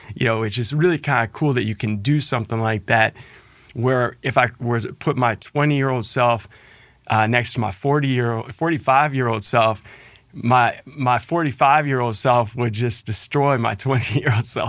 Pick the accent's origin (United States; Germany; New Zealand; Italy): United States; Cincinnati, Ohio; it's great to share that same hometown